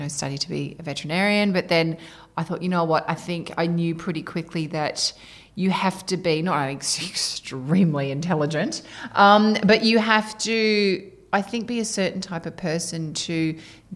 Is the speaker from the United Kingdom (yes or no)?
no; Perth, Western Australia, Australia; moved away as an adult; also born or lived in Sydney; I moved over to Sydney from Perth